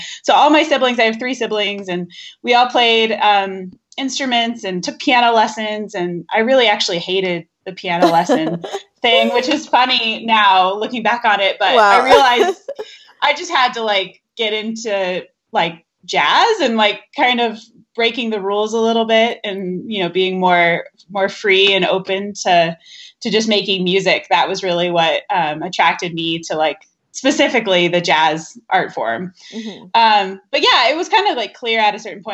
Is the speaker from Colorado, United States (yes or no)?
yes; Denver, Colorado, United States; also born or lived in Boulder, Colorado; I'm from Denver, Colorado, which is where I'm currently based out of.